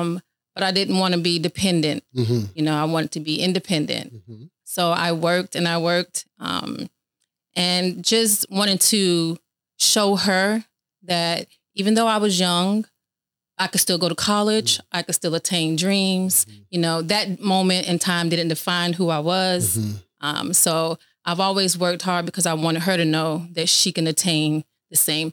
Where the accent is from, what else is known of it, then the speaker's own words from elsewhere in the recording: Riviera Beach, Florida, United States; Grew up in West Palm, Riviera Beach